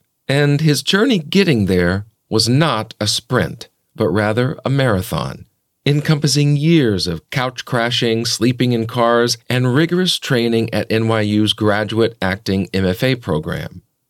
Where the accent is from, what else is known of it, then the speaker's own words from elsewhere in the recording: Alabama, United States; For myself, I grew up in the South in Alabama